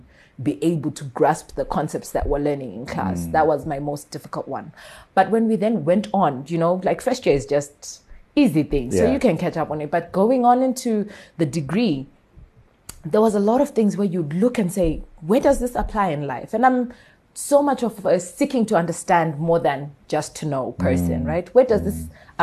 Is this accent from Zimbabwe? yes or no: yes; Bulawayo, Zimbabwe; moved away as an adult; also born or lived in Mashonaland; I was born in Bulawayo, bred in Bulawayo